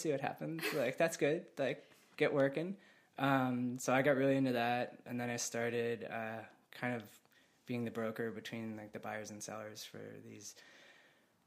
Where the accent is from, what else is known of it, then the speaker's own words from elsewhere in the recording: Basking Ridge, New Jersey, United States; now in Connecticut, United States; my wife and I are actually both from the same town in New Jersey. We grew up together and went to high school together